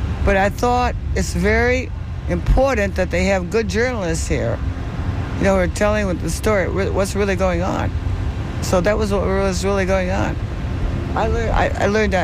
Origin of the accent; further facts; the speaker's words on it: Chicago, Illinois, United States; also born or lived in Michigan; now in Tampa, United States; I was from Chicago.